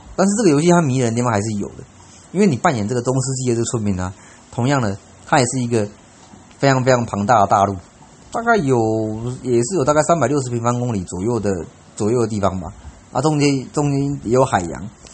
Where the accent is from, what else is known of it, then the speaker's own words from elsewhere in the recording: Taiwan; 他们知道我是台湾人